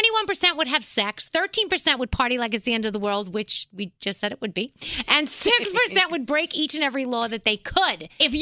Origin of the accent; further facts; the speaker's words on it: New York City, New York, United States; I'm from the Bronx. I'm a little white girl from the Bronx